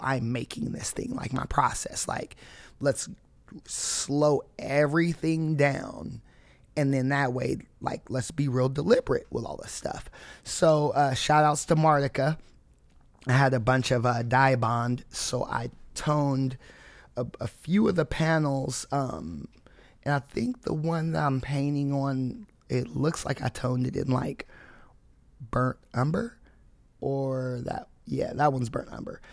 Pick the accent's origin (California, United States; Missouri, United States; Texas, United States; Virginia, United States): California, United States; also born or lived in Indianapolis, Indiana; I would say I'm from California